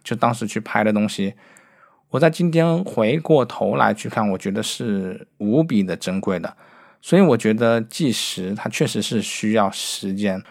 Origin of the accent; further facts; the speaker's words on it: Wuhan, Hubei, China; moved away; 我作为一个武汉的人，就是我的家乡在武汉，其实我是很想回去拍照的